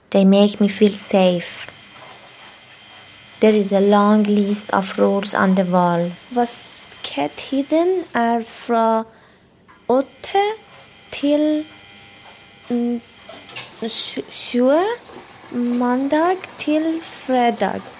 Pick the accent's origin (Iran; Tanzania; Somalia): Iran; Norwegian is a second language; moved away as an adult; also born or lived in Turkey; now in Oslo, Norway; Jeg kommer fra Iran. Jeg bor på Veslin, Oslo.